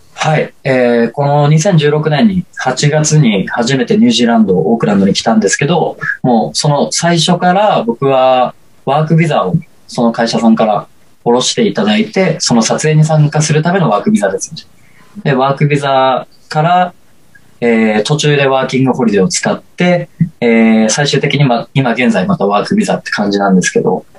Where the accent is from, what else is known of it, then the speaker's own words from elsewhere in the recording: Osaka, Japan; moved away as an adult; now in Tokyo, Japan; 大阪の、あの、倉田プロモーションさんっていうところ入所して、で、高校通いながら